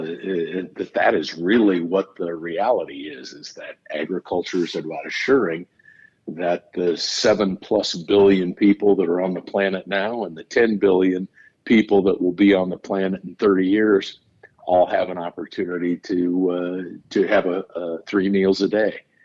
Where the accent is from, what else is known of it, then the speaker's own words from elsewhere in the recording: Nebraska, United States; I grew up in Nebraska, went to school there